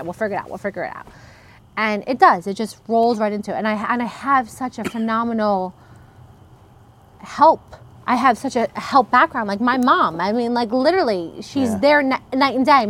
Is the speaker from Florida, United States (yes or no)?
no; Brick, New Jersey, United States; also born or lived in Italy; growing up in Brick